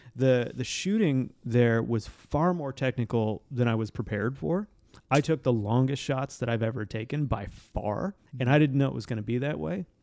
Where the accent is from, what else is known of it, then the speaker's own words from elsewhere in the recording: Montana, United States; I'm from Montana